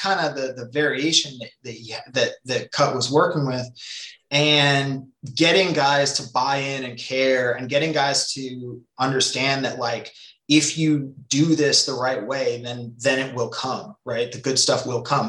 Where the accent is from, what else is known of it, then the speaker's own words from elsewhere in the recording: Nelson, British Columbia, Canada; moved away; I grew up in British Columbia, a small town called Nelson